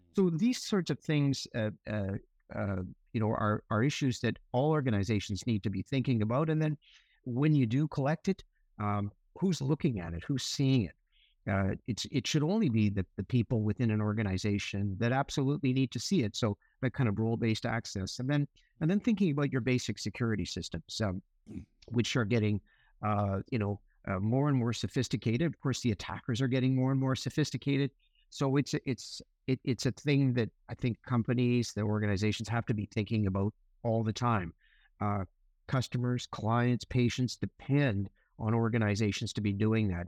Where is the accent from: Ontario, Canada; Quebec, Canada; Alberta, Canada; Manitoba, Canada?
Manitoba, Canada; Winnipeg; moved away as an adult; also born or lived in Victoria, British Columbia; now in British Columbia, Canada; I, I grew up in Winnipeg